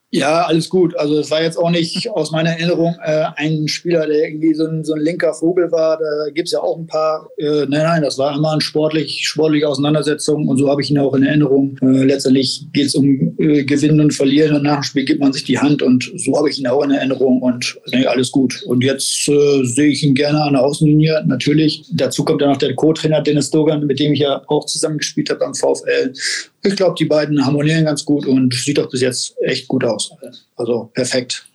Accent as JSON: {"language": "German", "town": "Oldenburg", "region": "Lower Saxony", "country": "Germany", "said": "Ich bin ja Oldenburger"}